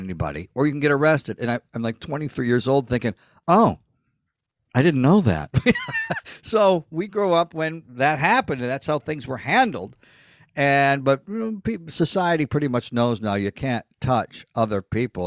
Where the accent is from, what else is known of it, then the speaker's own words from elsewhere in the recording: Elmira, New York, United States; moved away as an adult; also born or lived in Los Angeles; we grew up in Elmira